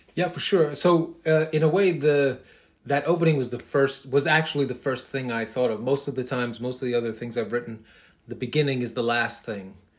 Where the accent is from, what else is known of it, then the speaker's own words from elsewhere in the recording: New York City, New York, United States; I'm a kid from Queens.